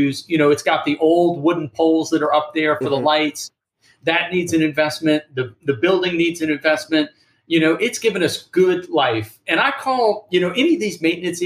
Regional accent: Kenner, Louisiana, United States; now in Savannah, United States; when I was growing up in Kenner, Louisiana

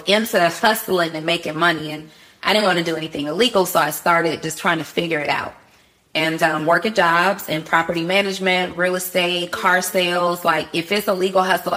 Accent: College Park, Georgia, United States; also born or lived in New Orleans, Louisiana; born in New Orleans, moved to Atlanta as a small child with my mom. High school, I was raised in Atlanta

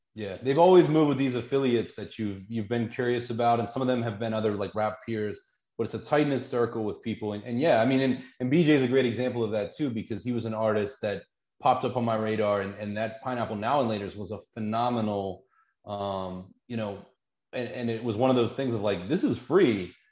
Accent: Pittsburgh, Pennsylvania, United States; Growing up in Pittsburgh

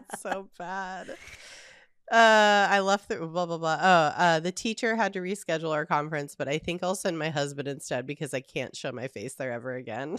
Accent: Southern California, United States; also born or lived in the mountains; I grew up in the suburbs in, in Southern California

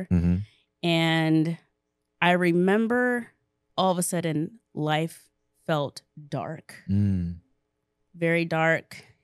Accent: Hershey, Pennsylvania, United States; born there; So, where do I start? I was born in Hershey, Pennsylvania.

